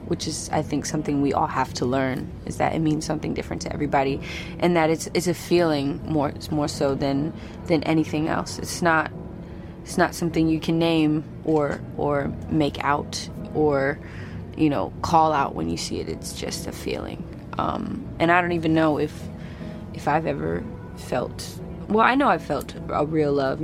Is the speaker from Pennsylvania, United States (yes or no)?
no; Bay Area, California, United States; my hometown in the Bay Area